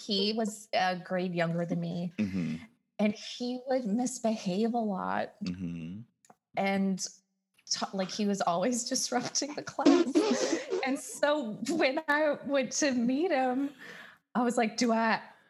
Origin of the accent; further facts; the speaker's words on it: Texas, United States; I grew up in the South.